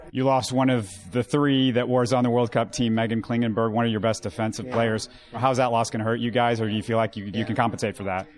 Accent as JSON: {"language": "English", "town": "Houston", "region": "Texas", "country": "United States", "said": "I'm a Houstonian"}